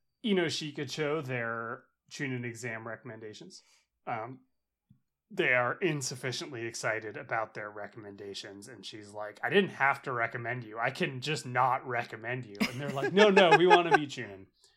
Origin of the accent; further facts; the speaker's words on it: Los Angeles, California, United States; like so funny growing up in Los Angeles and there being a fucking blimp everywhere.